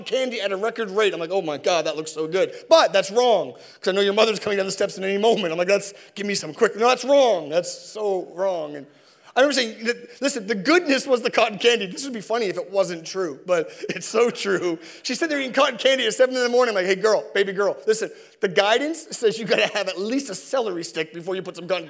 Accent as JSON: {"language": "English", "town": "Sackville", "country": "Canada", "said": "And I'm from Sackville"}